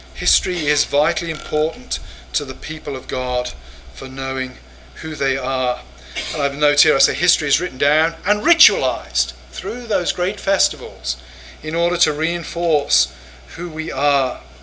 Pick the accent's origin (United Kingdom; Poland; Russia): United Kingdom; England; moved away as an adult; now in United States; as an English person